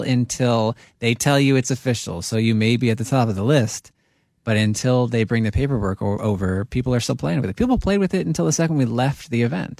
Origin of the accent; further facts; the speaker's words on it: New Jersey, United States; I grew up in New Jersey on a meadow brook